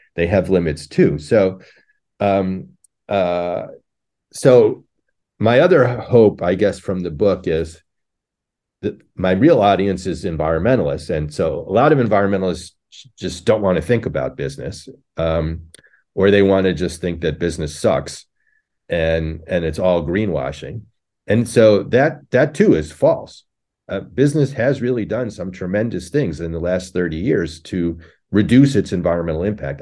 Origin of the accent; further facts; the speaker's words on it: Connecticut, United States; now in Buffalo, United States; I grew up in Connecticut in a suburb